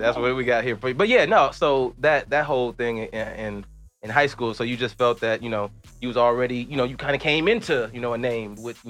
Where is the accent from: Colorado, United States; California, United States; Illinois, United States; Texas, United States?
Illinois, United States; Chicago; moved away; people know I'm from Chicago